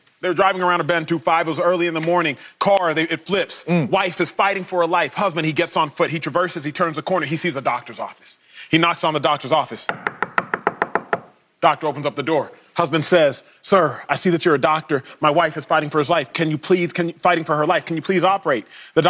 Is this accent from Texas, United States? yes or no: yes; Dallas, Texas, United States; I was born and raised in Dallas.